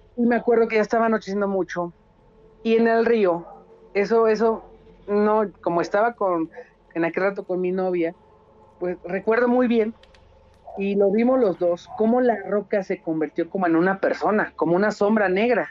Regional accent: Querétaro, Mexico; yo soy, o sea, somos de Querétaro

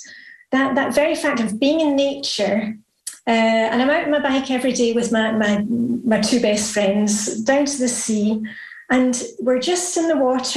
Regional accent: Edinburgh, Scotland, United Kingdom; moved away as an adult; also born or lived in Luxembourg; now in Denmark; I'm from Edinburgh in Scotland.

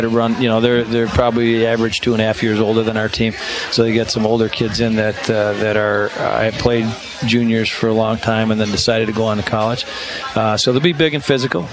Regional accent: Chicago, Illinois, United States; moved away; I grew up in Chicago

